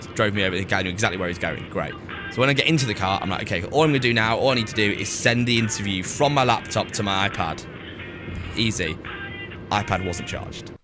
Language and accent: English; Preston, North West England, United Kingdom; also born or lived in Cheshire; I'm from Preston, but my family all live in Cheshire